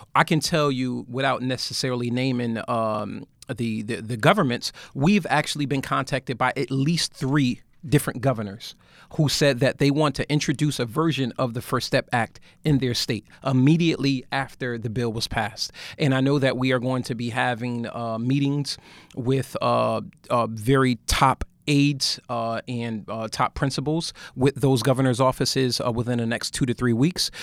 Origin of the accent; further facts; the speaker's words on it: Bridgeport, Connecticut, United States; I'm from Bridgeport, Connecticut